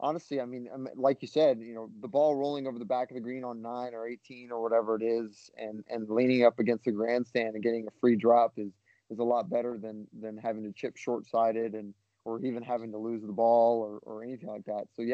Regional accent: Oahu, Hawaii, United States; moved away; I grew up on Oahu, so you know, in Hawaii.

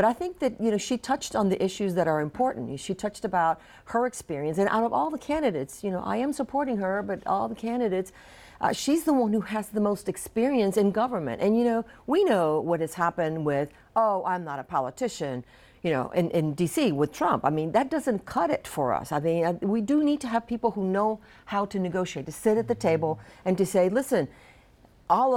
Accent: Louisiana, United States; now in South Florida, United States; I grew up in Louisiana

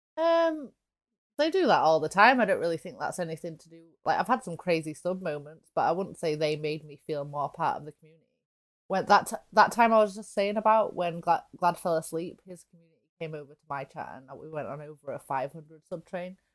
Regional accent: England, United Kingdom; for me as an English person

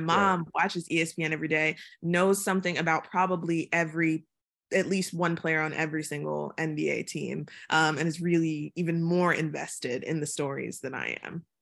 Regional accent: Chesapeake, Virginia, United States; moved away as an adult; also born or lived in Atlanta / London; I'm from Chesapeake, Virginia, and, like, the rural part of Chesapeake, Virginia, where, you know, deer run across the road

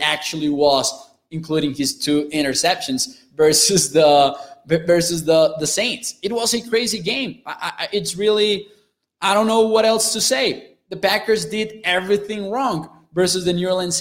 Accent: Chihuahua, Mexico; English is a second language; I'm from the northern area in Mexico. I'm from Chihuahua, Chihuahua, which is about a four-hour drive away from El Paso, Texas

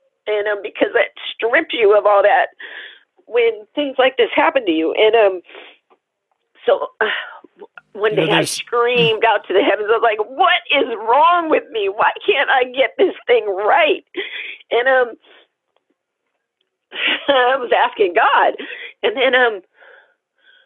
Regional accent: Tacoma, Washington, United States; I was born in Tacoma, Washington.

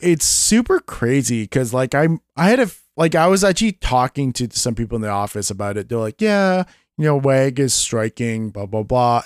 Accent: Vancouver, British Columbia, Canada; Back in the nineties when I was growing up in Canada with my parents and everything. My dad was part of a union, um, it was a company called Western Bakery back in, uh, Vancouver

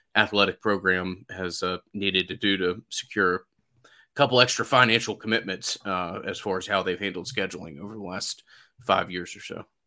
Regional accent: Atlanta, Georgia, United States; being from Atlanta

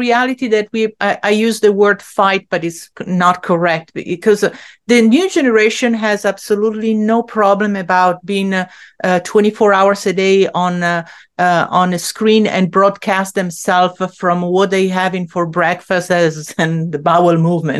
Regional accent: Italy; English is a second language; now in Long Island, United States; So, I grew up in Italy where like a woman still had to kind of like keep her place in a certain way.

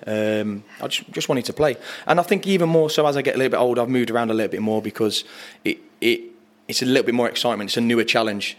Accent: Arley, West Midlands, United Kingdom; growing up in Arley

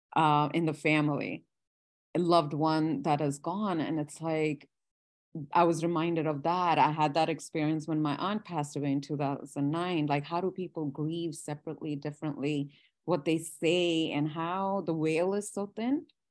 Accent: India; moved away; I, I was born and I grew up in India.

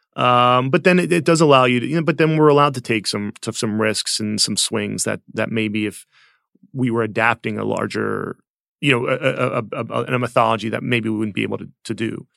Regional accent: outside of Philadelphia, Pennsylvania, United States; I grew up outside of Philadelphia

